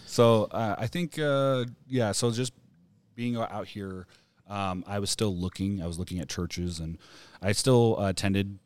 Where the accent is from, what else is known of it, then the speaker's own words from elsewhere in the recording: Camas, Washington, United States; moved away; growing up in Washington, you know, Camas, Washington